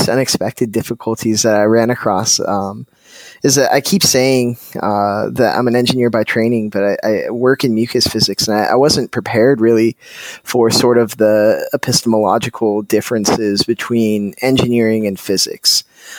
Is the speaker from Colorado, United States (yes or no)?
yes; Colorado, United States; growing up in Colorado